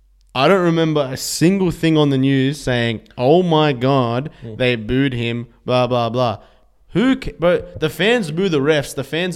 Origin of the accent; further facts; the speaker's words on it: Sydney, New South Wales, Australia; we're from Western Sydney.